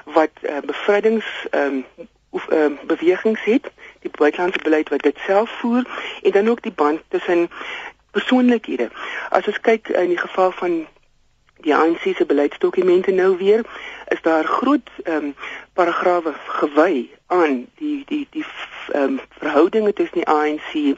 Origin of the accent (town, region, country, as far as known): South Africa